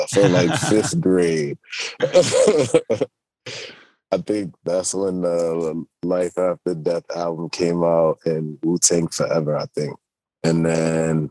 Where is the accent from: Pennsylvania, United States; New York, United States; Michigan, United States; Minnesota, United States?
New York, United States; New York City; also born or lived in London; I was born in New York and yeah, raised out here